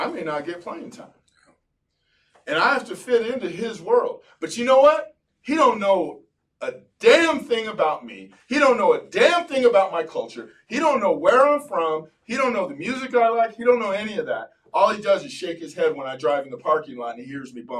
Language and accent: English; Gardena, California, United States; I was a Cholo from Gardena